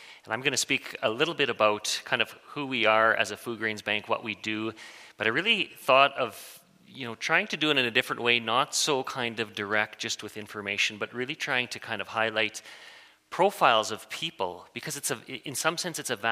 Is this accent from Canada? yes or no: yes; Waldheim, Saskatchewan, Canada; I grew up in Waldheim with a, you know, kind of through the MB church there